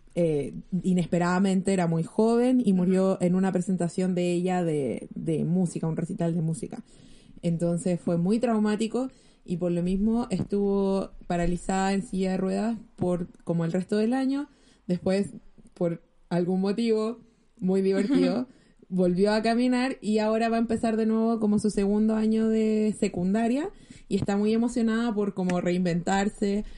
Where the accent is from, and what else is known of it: Chile